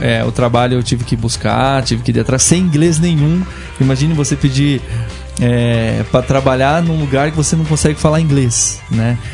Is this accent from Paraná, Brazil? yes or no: yes; Curitiba, Paraná, Brazil; also born or lived in Ireland; eu sou curitibano mesmo